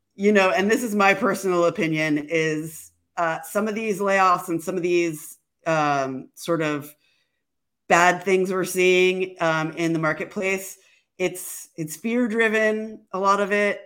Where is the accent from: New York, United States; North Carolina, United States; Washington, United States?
Washington, United States; Seattle; I'm from Seattle